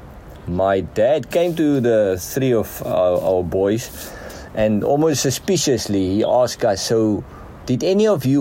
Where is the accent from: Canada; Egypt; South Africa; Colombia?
South Africa; Heidelberg, Western Cape; I'm the small town Heidelberg in the Western Cape. That's basically the region. Grew up this side on the farm